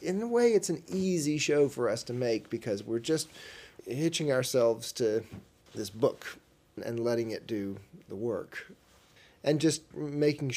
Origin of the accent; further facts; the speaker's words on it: the South, United States; I'm from the South